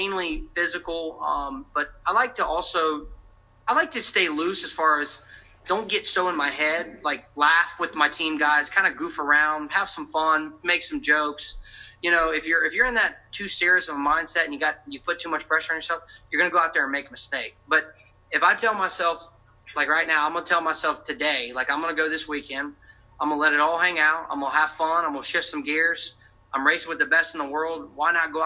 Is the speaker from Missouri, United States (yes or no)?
no; Virginia, United States; I grew up in Virginia, was racing motorcycles